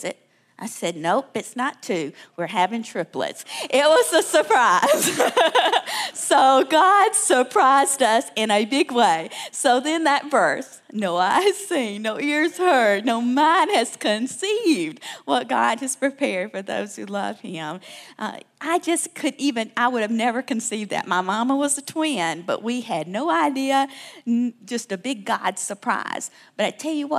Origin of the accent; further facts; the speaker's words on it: South Alabama, United States; moved away; I'm from Alabama, South Alabama